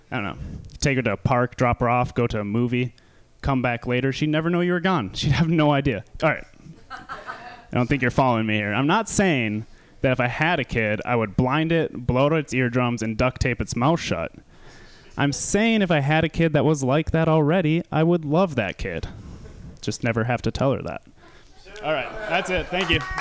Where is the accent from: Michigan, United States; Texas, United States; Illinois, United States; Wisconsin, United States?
Wisconsin, United States; I'm from Wisconsin